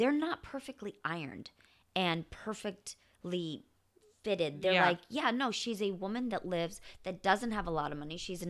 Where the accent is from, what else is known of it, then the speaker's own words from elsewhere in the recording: Champaign, Illinois, United States; I grew up in Illinois, in Champaign, Illinois.